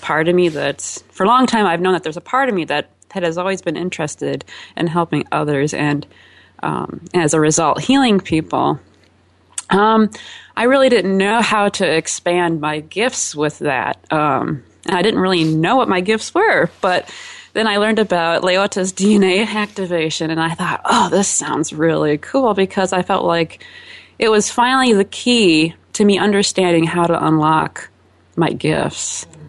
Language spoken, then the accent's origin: English; Chicago, Illinois, United States; I am from Chicago, Illinois.